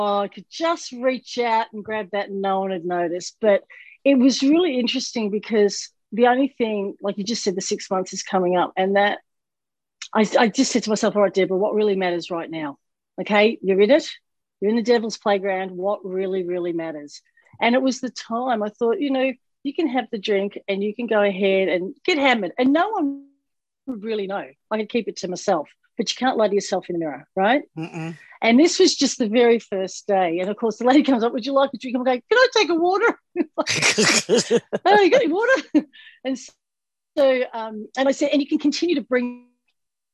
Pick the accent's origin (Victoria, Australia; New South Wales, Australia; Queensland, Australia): Victoria, Australia; Melbourne; moved away as an adult; now in Florida, United States; we've got a Melbourne in Florida, my hometown in Australia